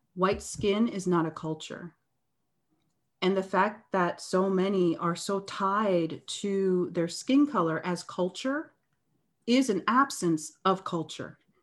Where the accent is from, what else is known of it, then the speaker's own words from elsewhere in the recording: Canada; I'm from Canada.